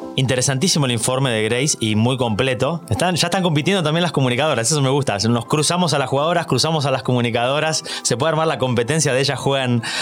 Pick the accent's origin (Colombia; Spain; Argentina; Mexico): Argentina; Yo lo digo como argentino